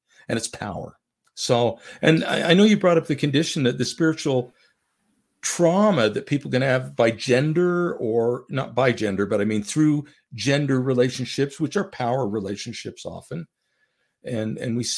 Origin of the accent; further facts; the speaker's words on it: Orem, Utah, United States; moved away as an adult; also born or lived in Salt Lake City, Utah / Tempe, Arizona / Sandy, Utah / Idaho; I grew up mostly in Orem, Utah, with a three-year hiatus in Tempe, Arizona